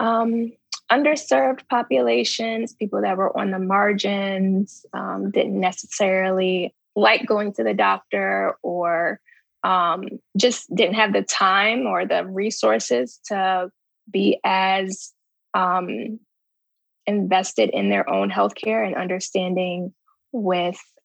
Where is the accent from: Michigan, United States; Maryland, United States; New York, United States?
Maryland, United States; Baltimore; moved away as an adult; also born or lived in New Orleans, Louisiana / Antigua; now in Chicago, United States; I am originally from Baltimore, Maryland. Currently I'm in Chicago. I came to Chicago in 2012 for residency. Prior to that, I grew up in Baltimore.